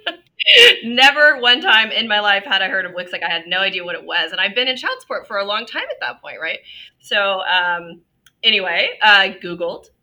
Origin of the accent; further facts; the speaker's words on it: Ventura, California, United States; my hometown of Ventura